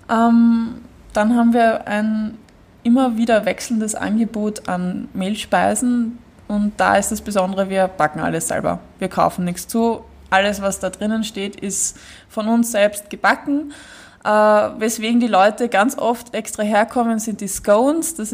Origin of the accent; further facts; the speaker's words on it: Vienna, Austria; Genau, also wir kennen Gersthof, wir sind alle aus Gersthof und wir wissen um die Gegebenheiten dieser Ecke hier